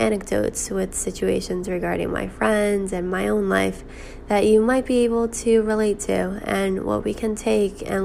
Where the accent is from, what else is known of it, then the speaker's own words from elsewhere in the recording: New York, United States; now in Boston, United States; I'm currently 21 years old, living in Boston, but I'm originally from New York